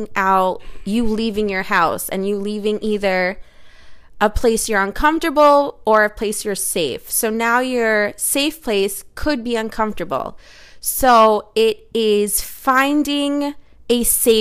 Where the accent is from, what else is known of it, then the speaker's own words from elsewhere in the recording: United States; I'm an American who speaks American